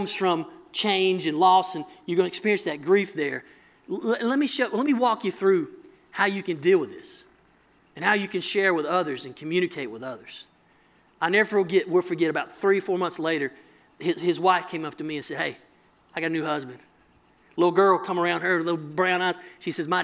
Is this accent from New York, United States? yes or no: no; mountains of North Carolina, United States; I'm from North Carolina, mountains of North Carolina